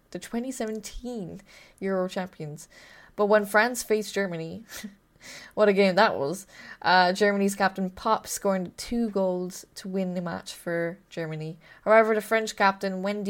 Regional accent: Ireland; I am Irish.

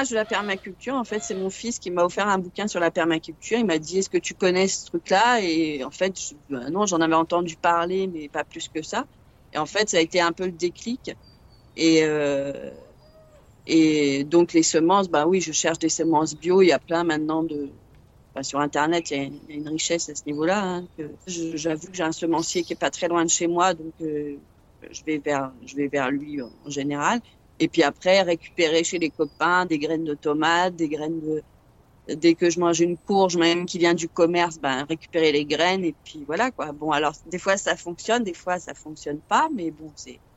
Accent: Paris, Île-de-France, France; now in southern France; D'origine, je suis parisienne. Et donc, je suis dans le sud euh, depuis, euh, oh là, très longtemps, une trentaine d'années.

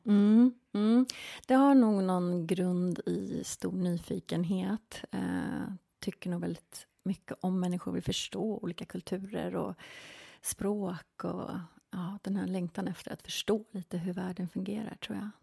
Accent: Tyresö, Stockholm County, Sweden; moved away as an adult; also born or lived in Spain / England / Los Angeles, United States; Jag är uppväxt här i Sverige, i Tyresö

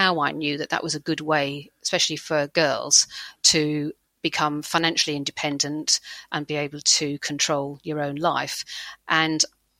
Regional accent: Hillingdon, London, United Kingdom; I grew up in a place called Hillingdon, which is just near Heathrow Airport

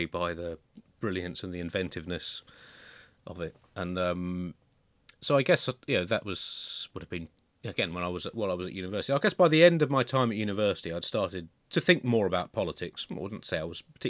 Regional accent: Tunbridge Wells, South East England, United Kingdom; I grew up in Tunbridge Wells

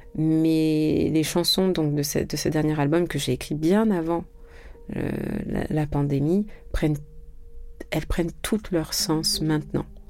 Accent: France; also born or lived in Senegal; Je suis née en France

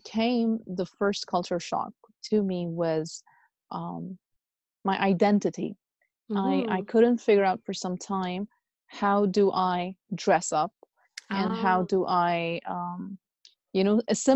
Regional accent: United Arab Emirates; moved away as an adult; also born or lived in Pakistan / Lahore, Pakistan; now in United States; I'm originally from Pakistan, and I was born, brought up in UAE, United Arab Emirates. And then I completed my high school over there

